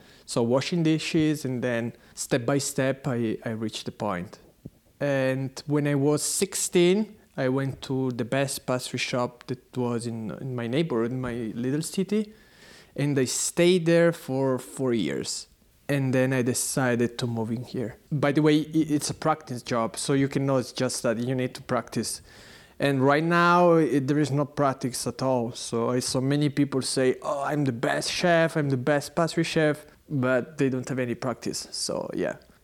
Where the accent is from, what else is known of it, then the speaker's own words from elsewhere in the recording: San Carlo Canavese, Piedmont, Italy; English is a second language; moved away as an adult; now in Berlin, Germany; I come from Italy, from Torino. It's a small city close to Torino. It's called San Carlo Canavese.